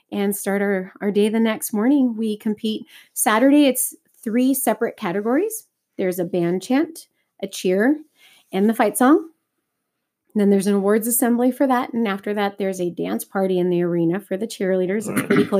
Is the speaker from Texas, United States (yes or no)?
yes; Texas, United States; moved away; I'm originally from Texas